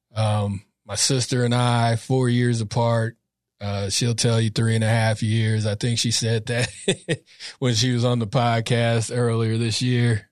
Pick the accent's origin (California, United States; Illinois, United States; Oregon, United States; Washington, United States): California, United States; Sacramento; I'm from Sac, North, North Sacramento. Um, grew up in a, a really Catholic back around, went to Catholic school from K to eight